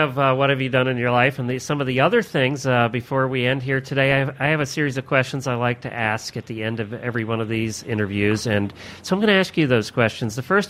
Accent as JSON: {"language": "English", "area": "near Philadelphia", "region": "Pennsylvania", "country": "United States", "tie": "born or raised there", "said": "I grew up in Pennsylvania, not too far from Philadelphia"}